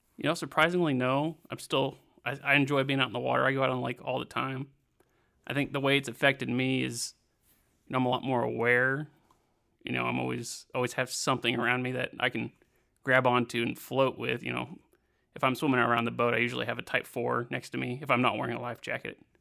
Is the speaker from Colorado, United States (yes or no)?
no; Siloam Springs, Arkansas, United States; My hometown of Silent Springs, Arkansas